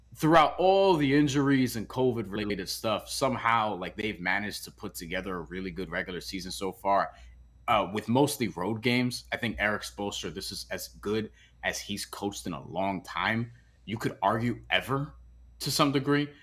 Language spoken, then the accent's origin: English; New York, United States; as a New Yorker